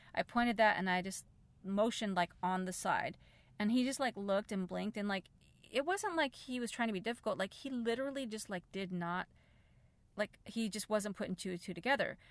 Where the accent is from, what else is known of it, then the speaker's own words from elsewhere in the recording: United States; as an American, I don't speak Spanish